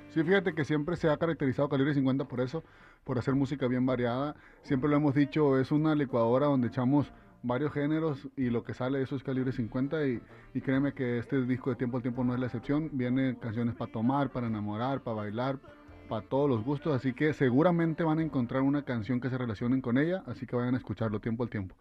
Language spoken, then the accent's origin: Spanish; Mexico